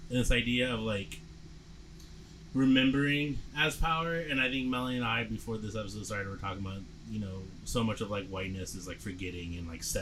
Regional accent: Dallas, Texas, United States; also born or lived in Dayton, Ohio; now in Portland, United States; I said I grew up in Dallas, but I was actually born in Dayton

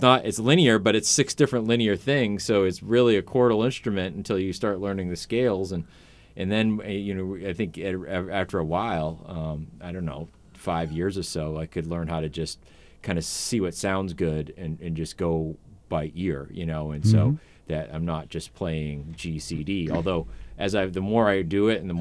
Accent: Portland, United States; I was born and raised right here in Portland

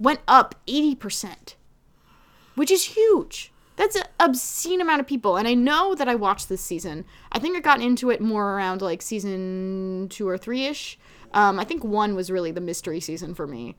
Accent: New Jersey, United States; I'm from Jersey

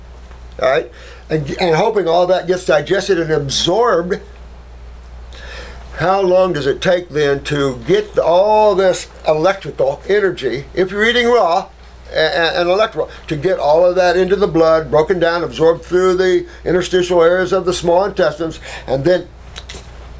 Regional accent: Indiana, United States; And I come from Indiana

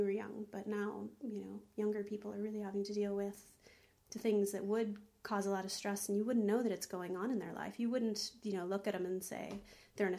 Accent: Texas, United States; now in Ireland; I was born in Texas

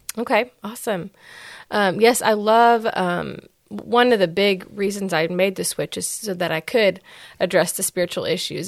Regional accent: West Texas, United States; moved away; also born or lived in Dallas, Texas; I'm from West Texas

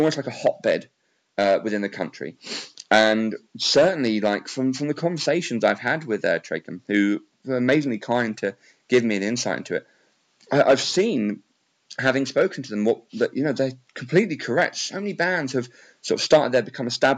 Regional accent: England, United Kingdom; I'm from England

